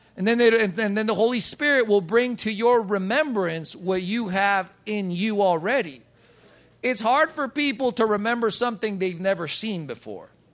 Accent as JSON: {"language": "English", "country": "Colombia", "tie": "born or raised there", "said": "I was born in Colombia."}